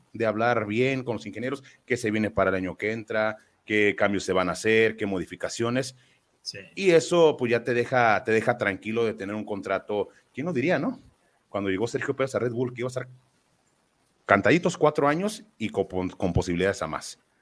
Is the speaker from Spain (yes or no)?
no; Mexico; Contento como mexicano